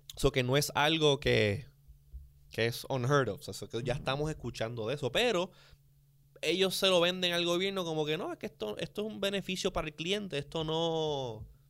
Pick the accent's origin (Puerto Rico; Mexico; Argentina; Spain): Puerto Rico; nosotros aquí en Puerto Rico